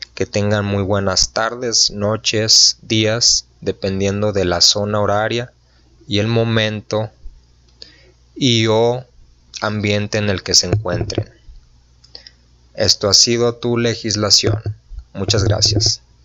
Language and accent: Spanish; Mexico; nosotros como ciudadanos mexicanos